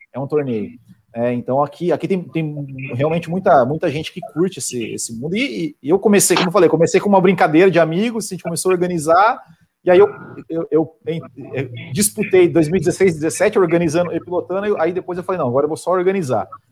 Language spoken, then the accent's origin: Portuguese; Santa Catarina, Brazil; eu sou de Santa Catarina